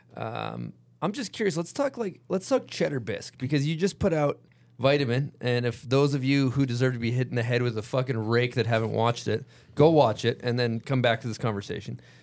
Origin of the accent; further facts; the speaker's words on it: United States; where we're from America